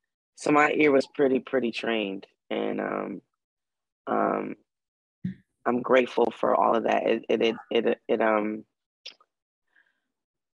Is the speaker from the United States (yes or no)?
yes; Detroit, Michigan, United States; as a Black woman growing up in Detroit